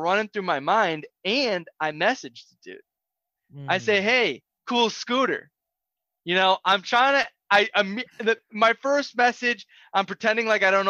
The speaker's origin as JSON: {"language": "English", "town": "Nashville", "region": "Tennessee", "country": "United States", "said": "I told him I was coming from the other side of Cheatham County. I didn't tell him I was from Nashville."}